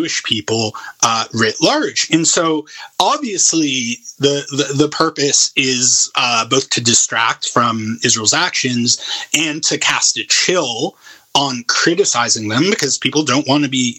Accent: Canada; my lived experience as a Canadian Jew

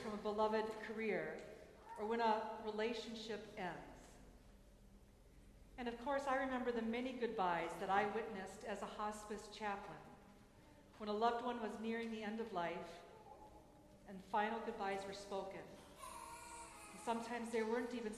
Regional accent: Minnesota, United States; my home state, Minnesota

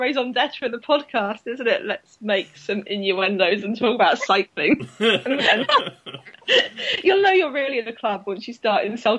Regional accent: London, United Kingdom; accent: Southeast London; my mum was always trying to get the Southeast London out of my accent

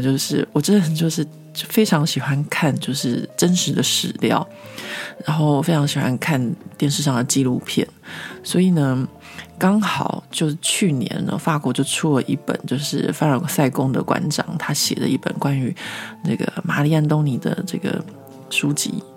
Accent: Taiwan; moved away as an adult; now in Paris, France; 就是身为一个台湾人

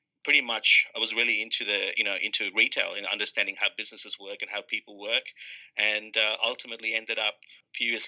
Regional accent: India; also born or lived in New South Wales, Australia; now in Australia; I was born in India. I came from a country, my city that I lived in had 4 million people.

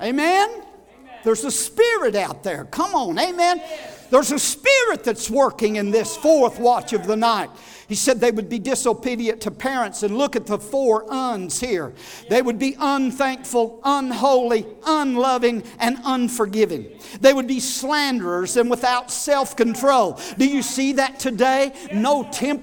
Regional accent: United States; I am an American

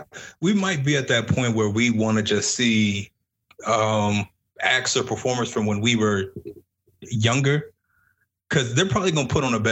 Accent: San Antonio, Texas, United States; from San Antonio.

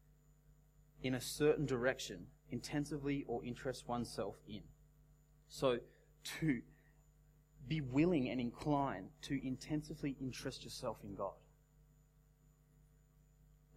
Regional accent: Australia; as an Australian young adult

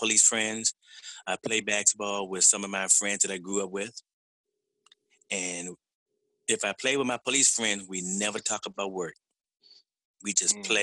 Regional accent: Washington, District of Columbia, United States; I was born and raised in the Southeast

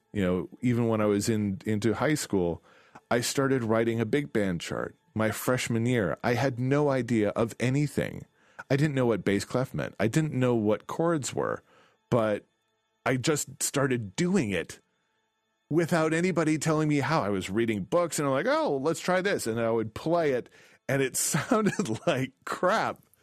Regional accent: DeKalb, Illinois, United States; I grew up in DeKalb, Illinois.

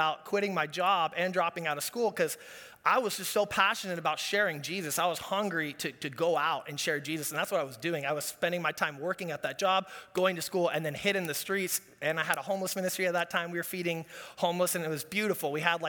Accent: Orange County, California, United States; Growing up in Orange County, my dad's a business guy, grandpa's a business guy.

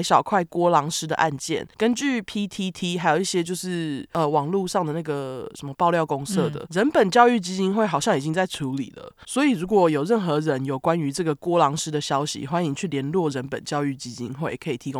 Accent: Tainan, Taiwan; 我是台南人，但是因为男友也是同校的学生，不用再当周末情侣，我的生活已经改善很多

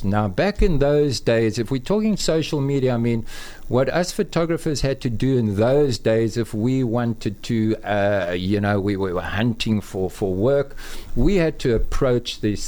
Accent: KwaZulu-Natal, South Africa; moved away as an adult; also born or lived in Johannesburg; I grew up in Natal and I studied photography in Natal Technikon.

